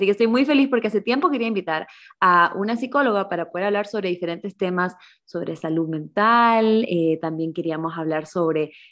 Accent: Ecuador; moved away as an adult; now in Germany; yo soy de Ecuador, pero vivo normalmente en Alemania

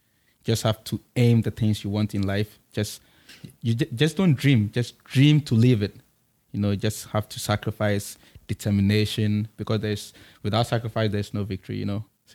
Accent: Accra, Greater Accra, Ghana; I'm from Accra.

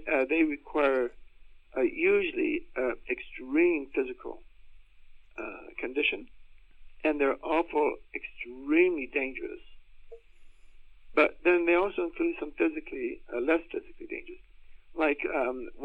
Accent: United States; also born or lived in Austin, Texas; I was born and raised in the Tornado Alley in the U.S.

